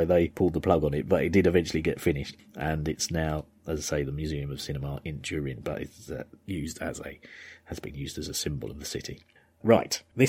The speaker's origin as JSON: {"language": "English", "region": "Yorkshire and the Humber", "country": "United Kingdom", "said": "So, I'm from Yorkshire."}